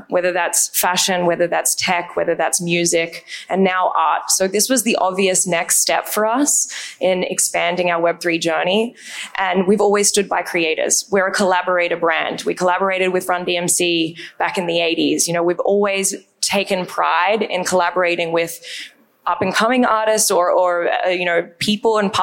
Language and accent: English; Australia; accent: Australian; moved away; If you can't tell from my accent, I'm Australian